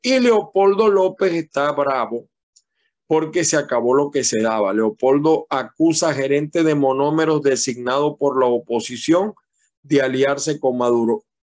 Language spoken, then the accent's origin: Spanish; Venezuela; now in United States